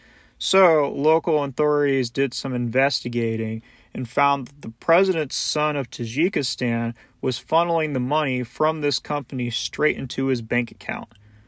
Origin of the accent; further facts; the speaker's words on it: United States; as an American